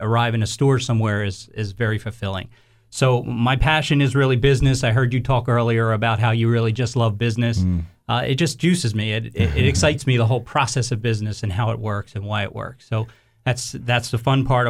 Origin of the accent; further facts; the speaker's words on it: Philadelphia, Pennsylvania, United States; I grew up in Philadelphia as well